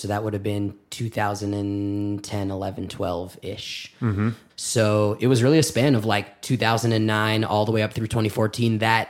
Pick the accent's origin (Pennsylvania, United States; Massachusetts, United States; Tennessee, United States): Massachusetts, United States; Belmont; I grew up in Belmont, Massachusetts, the suburbs of Boston. My father is a Reform rabbi out in Belmont